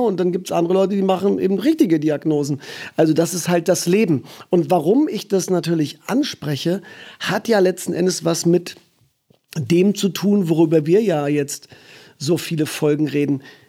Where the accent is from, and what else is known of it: Germany